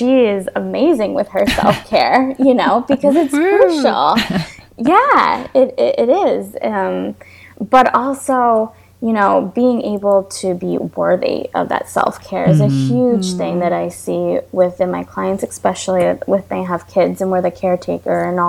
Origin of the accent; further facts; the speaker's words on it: New York, United States; moved away as an adult; now in Florida, United States; I'm from New York and I moved to Florida because I needed to be near sunlight and the beach and water